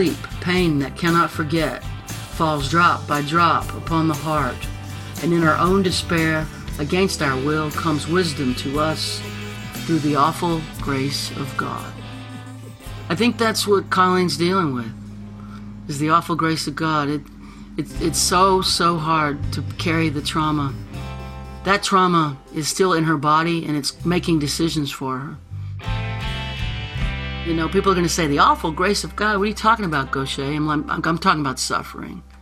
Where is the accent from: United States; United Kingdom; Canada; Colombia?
United States; South Louisiana; I'm from South Louisiana.